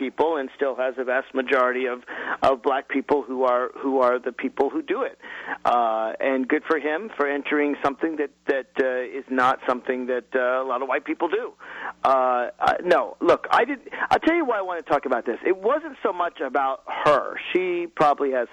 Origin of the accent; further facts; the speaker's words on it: the South, United States; As a Southerner